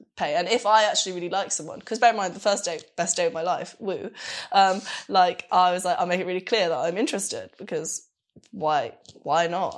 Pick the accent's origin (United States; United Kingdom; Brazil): United Kingdom; London; moved away as an adult; also born or lived in Glasgow; now in Berlin, Germany; I'm from London